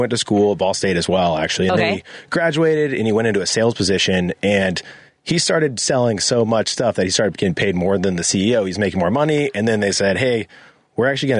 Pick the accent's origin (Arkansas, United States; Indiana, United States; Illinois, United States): Indiana, United States; Indianapolis; moved away; Originally, I'm from Indianapolis, Indiana.